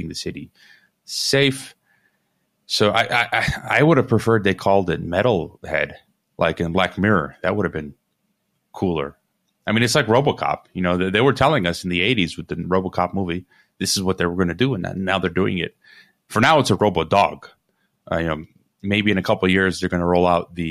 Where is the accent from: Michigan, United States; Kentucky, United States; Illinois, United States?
Illinois, United States; Chicago; I'm from Chicago